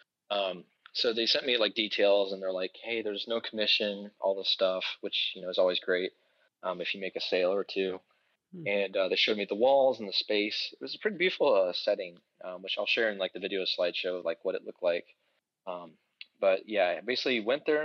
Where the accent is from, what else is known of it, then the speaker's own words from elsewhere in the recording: Beavercreek, Ohio, United States; my hometown, Beaver Creek, here in Ohio